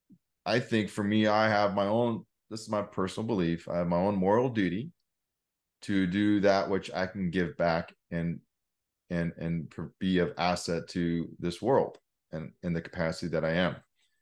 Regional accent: Oregon, United States; I grew up in Oregon, like I said, something about being in nature is just incredible.

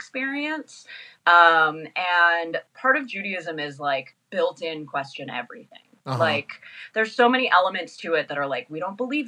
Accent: Danville, California, United States; moved away as an adult; now in Los Angeles, United States; I grew up in the East Bay, in Danville.

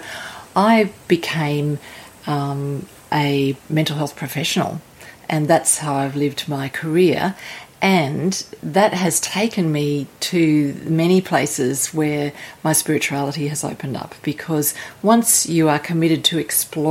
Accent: Sydney, New South Wales, Australia; moved away; I'm from Sydney, Australia

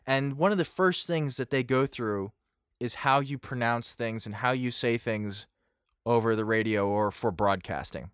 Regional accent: Pennsylvania, United States; I'm from Pennsylvania and there's a lot of Pennsylvania Dutch speakers

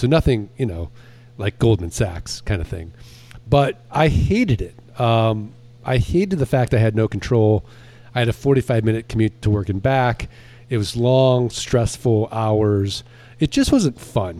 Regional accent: St. Louis, Missouri, United States

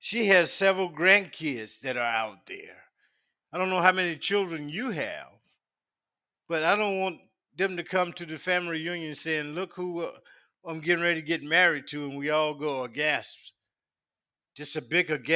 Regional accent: Union County, South Carolina, United States; a small town called Leeds. It's in South Carolina. And we were raised in Union County

